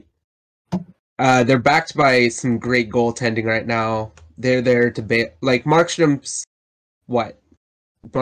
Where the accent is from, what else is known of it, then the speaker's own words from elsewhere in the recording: Calgary, Alberta, Canada; I grew up in Calgary